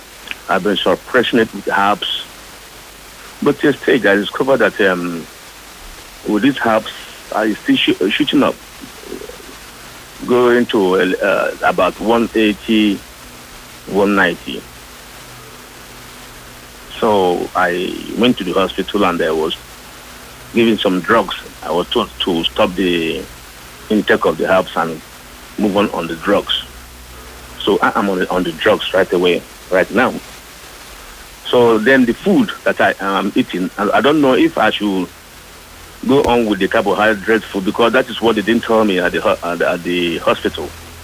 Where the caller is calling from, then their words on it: Lagos, Nigeria; I'm calling from Festac. … from Festac.